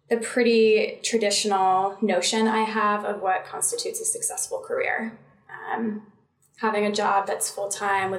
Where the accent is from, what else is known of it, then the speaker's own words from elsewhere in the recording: Connecticut, United States; moved away as an adult; also born or lived in North Carolina / Washington, D.C.; I grew up in Connecticut, spent a little over 20 years there